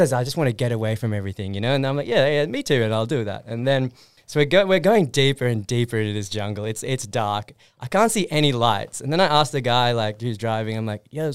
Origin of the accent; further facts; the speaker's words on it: Sydney, New South Wales, Australia; I grew up in Fox Valley, Wurunga